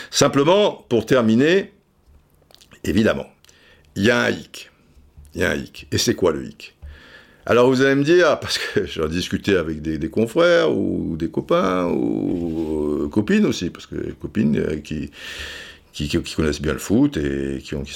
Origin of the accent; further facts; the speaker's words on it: Marseille, Provence-Alpes-Côte d'Azur, France; now in Madrid, Spain; comme vous l'avez dit, je suis Marseillais. Donc, euh, moi, je suis à Madrid pour le moment, je suis bien à Madrid